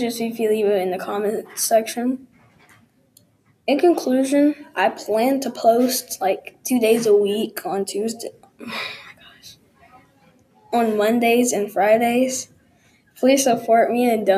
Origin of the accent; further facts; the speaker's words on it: Texas, United States; I was born in Texas, and I was raised here.